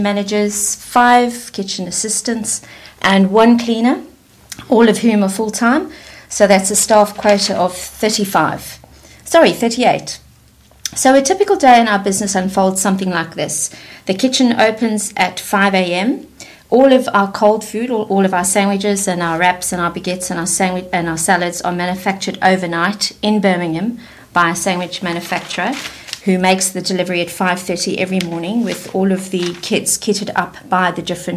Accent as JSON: {"language": "English", "country": "South Africa", "tie": "born or raised there", "also_born_or_lived": "London", "accent": "South African twang", "moved": "as an adult", "lives_now": "United Kingdom", "said": "I was born in London, but I grew up in South Africa and returned to the UK 24 years ago, and somehow I've managed not to lose my South African twang"}